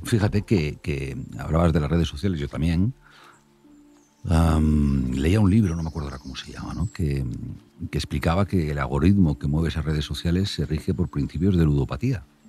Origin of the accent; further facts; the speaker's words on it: north of Santander, Cantabria, Spain; Yo soy del norte de Santander